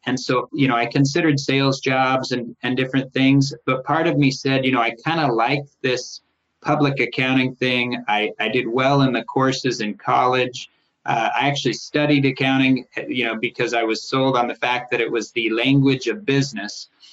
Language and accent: English; Portland, Oregon, United States; moved away as an adult; also born or lived in Los Angeles / Solvang, California; I was raised in Portland